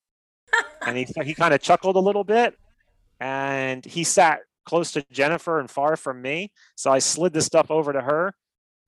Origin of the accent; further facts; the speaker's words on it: Miami, Florida, United States; now in Naples, United States; I'm a hustler from Miami.